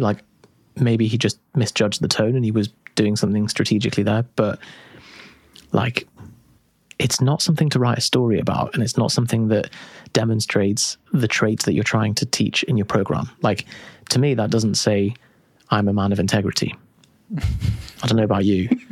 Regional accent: United Kingdom; we're too British

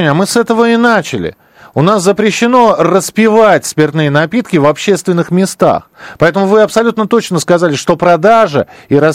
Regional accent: Moscow, Russia; Вы знаете, я вырос в Бескудниково. Там не нужно дружинником быть. там район пил и пьет э, всегда.

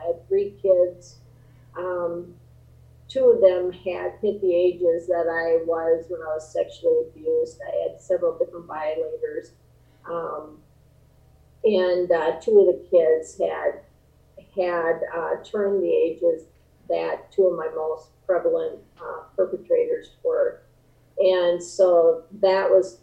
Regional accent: Midwest, United States; growing up in the Midwest

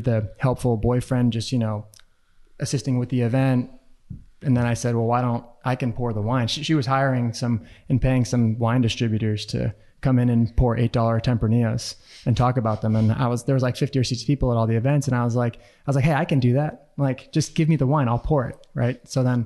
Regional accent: outside of Boston, Massachusetts, United States; moved away as an adult; also born or lived in North Carolina; now in Sonoma, United States; I grew up outside of Boston

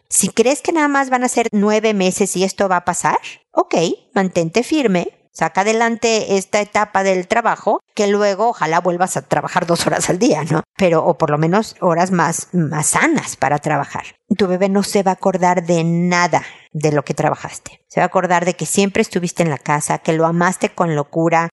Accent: Mexico

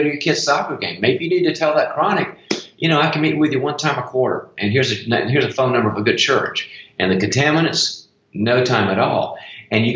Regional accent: the South, United States; moved away; I'm originally from the South

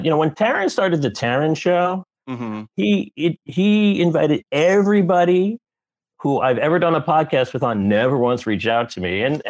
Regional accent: New York City, New York, United States; But I have an improv background, and I'm from New York City originally, and after college I was in New York

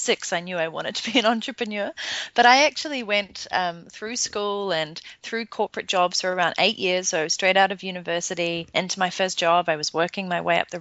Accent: New Zealand; moved away as an adult; also born or lived in London, England; I'm originally from New Zealand

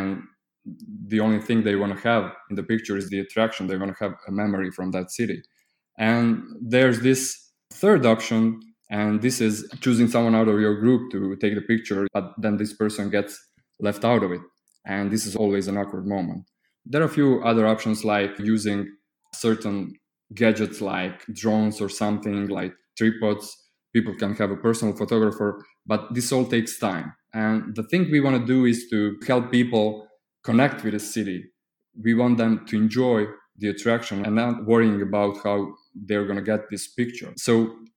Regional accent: Croatia; I'm from Croatia. It's a small country in the EU.

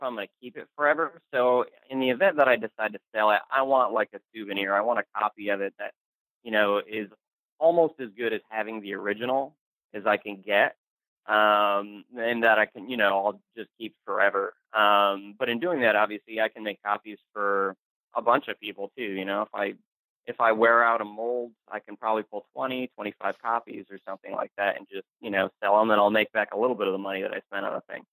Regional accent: Connecticut, United States; moved away; I'm from Connecticut too. So I happen to be in Connecticut with family.

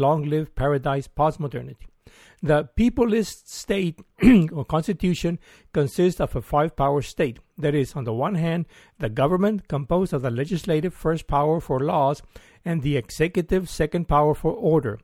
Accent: Mexico; moved away as an adult; also born or lived in Mexico City / London; now in Austin, United States; I'm from Mexico and came over in twenty oh two

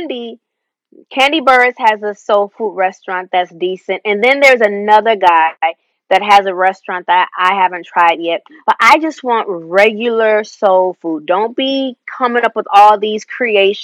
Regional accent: Rockford, Illinois, United States; I grew up in Rockford, Illinois, at a church called St. Paul Church of God in Christ

